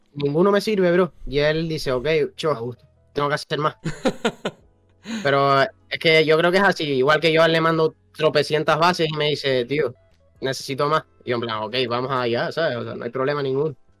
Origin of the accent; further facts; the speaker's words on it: Tenerife, Canary Islands, Spain; Somos de Tenerife.